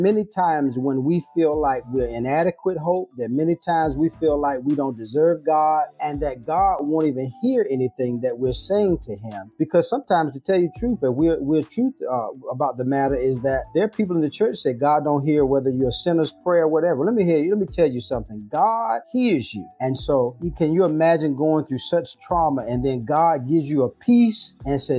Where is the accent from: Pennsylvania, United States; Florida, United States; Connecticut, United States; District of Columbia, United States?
District of Columbia, United States; Washington; moved away as an adult; now in Rocky Mount, United States; I'm from Washington, D.C. I currently live now, though, in Rocky Mount, North Carolina